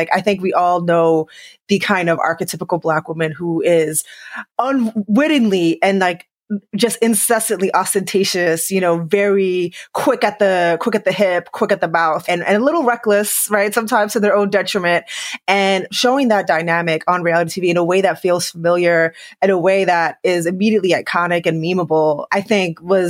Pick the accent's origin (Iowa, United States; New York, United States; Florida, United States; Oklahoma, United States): New York, United States; New York City; New York was close to my heart just because, you know, I grew up in New York City.